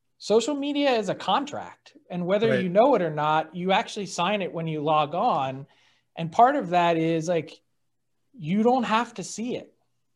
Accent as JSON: {"language": "English", "town": "Philadelphia", "region": "Pennsylvania", "country": "United States", "said": "I'm from Philly"}